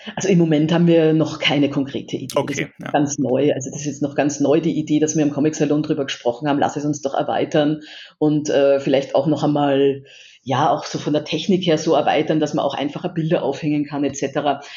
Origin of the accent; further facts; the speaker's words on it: Vienna, Austria; now in Erlangen, Germany; ich als Wienerin